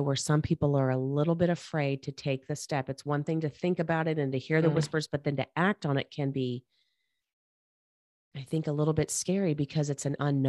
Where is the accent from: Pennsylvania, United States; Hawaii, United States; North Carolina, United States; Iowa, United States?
North Carolina, United States; Charlotte; I grew up in Charlotte, North Carolina.